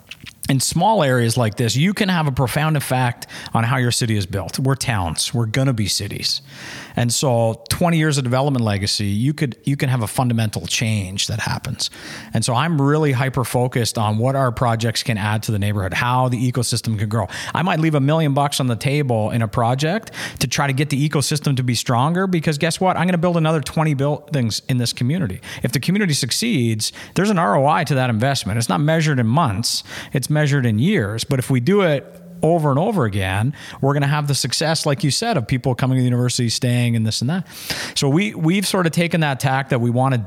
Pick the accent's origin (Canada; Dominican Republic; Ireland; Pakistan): Canada; Kitchener, Ontario; also born or lived in Cambridge, Ontario / Hamilton, Ontario; I'm from Cambridge, you know, born and raised in Kitchener-Waterloo, school in Hamilton